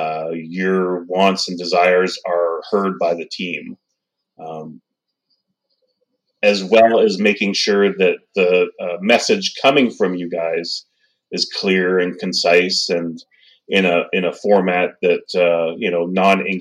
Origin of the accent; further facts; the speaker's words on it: Surrey, British Columbia, Canada; I am from British Columbia, Canada, just outside of Vancouver, a city called Surrey